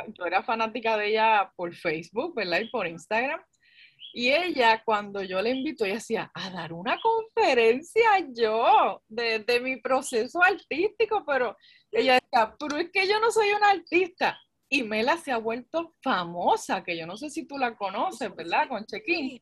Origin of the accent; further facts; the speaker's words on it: Carolina, Puerto Rico; yo soy de Carolina